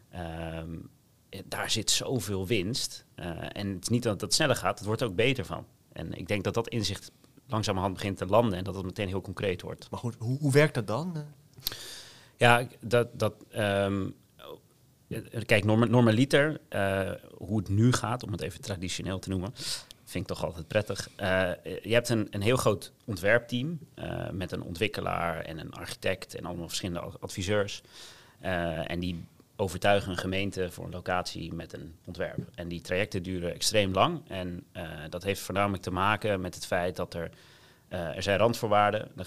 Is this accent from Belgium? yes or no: no; Gouda, South Holland, Netherlands